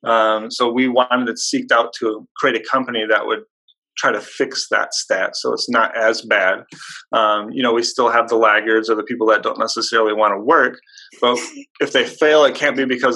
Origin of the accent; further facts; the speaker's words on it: Hobart, Indiana, United States; I grew up in a small town in Indiana. It's called Hobart. It's near Gary, Indiana